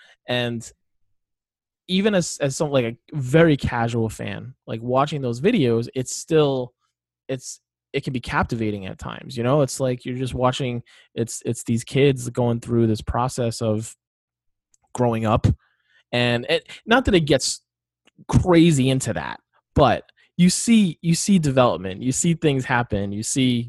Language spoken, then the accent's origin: English; Northeast, United States; I grew up in the Northeast. Hockey was around Bruins and the Beanpot